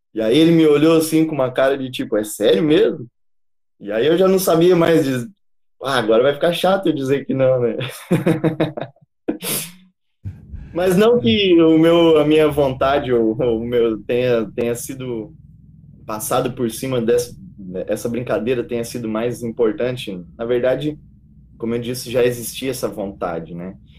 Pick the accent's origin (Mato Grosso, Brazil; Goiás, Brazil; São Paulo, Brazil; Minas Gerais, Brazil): Goiás, Brazil; moved away as an adult; also born or lived in Palotina, Paraná; now in Paraná, Brazil; Eu sou natural aqui do Paraná, da cidade de Palotina, mas é, do, aos quatro anos de idade, meu pai decidiu levar nossa família para Goiás e lá eu me criei